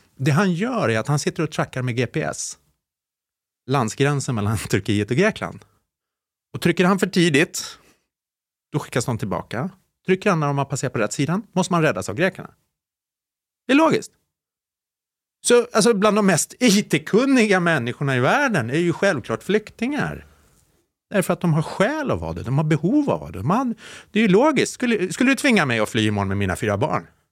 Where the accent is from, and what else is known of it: Sollentuna, Stockholm County, Sweden; born or raised there